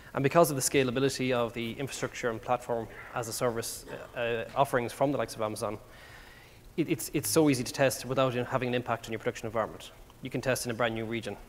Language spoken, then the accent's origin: English; Ireland; accent: Irish; moved away; as you can probably tell by my accent, I'm, I'm not from around here. Uh, I do speak quite fast, by the way, as well, which is an Irish thing